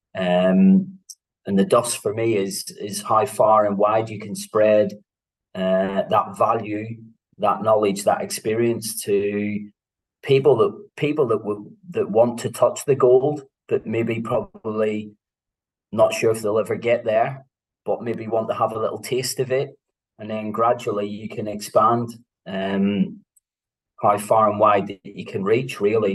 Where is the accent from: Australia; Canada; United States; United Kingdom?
United Kingdom; Belfast, Northern Ireland; also born or lived in Antrim; I was born in 1976 in Belfast, born to uh, mixed religion parents